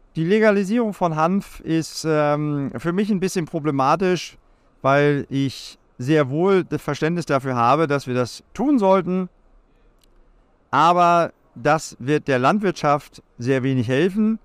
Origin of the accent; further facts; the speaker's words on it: Lüneburg Heath, Lower Saxony, Germany; ich bin äh, gebürtig aus der Lüneburger Heide